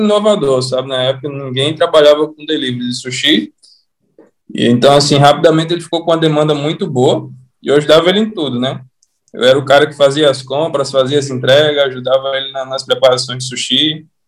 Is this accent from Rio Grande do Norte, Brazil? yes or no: yes; Natal, Rio Grande do Norte, Brazil; Eu sou natural de Natal.